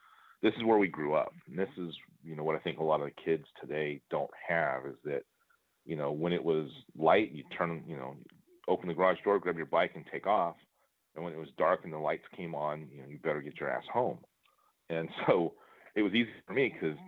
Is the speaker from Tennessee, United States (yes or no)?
no; Huntington Beach, California, United States; moved away as an adult; also born or lived in Texas; I grew up in Huntington Beach